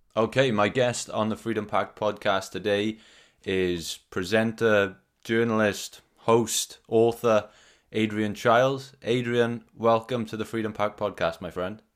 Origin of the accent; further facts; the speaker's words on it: South Wales valleys, United Kingdom; I'm from the South Wales valleys